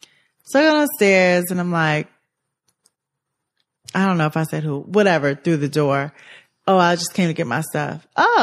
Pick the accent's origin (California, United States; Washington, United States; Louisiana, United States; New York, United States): New York, United States; I'm from New York.